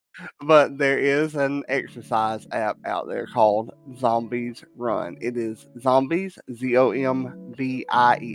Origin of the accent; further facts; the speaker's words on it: Southern England, United Kingdom; moved away; it is based over in my homeland of Great Britain or England. I'm from Southern England